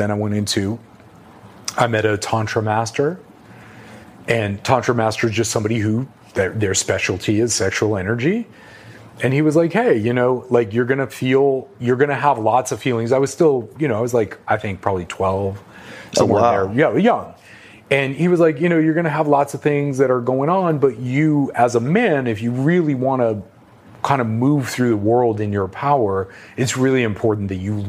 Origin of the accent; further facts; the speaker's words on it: New York City, New York, United States; I grew up in New York City.